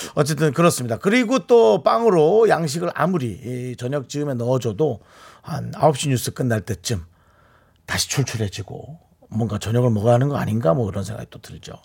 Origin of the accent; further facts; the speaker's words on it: Gangwon, South Korea; accent: Gangwon dialect; 저한테는 다 강원도 사투리 물어보면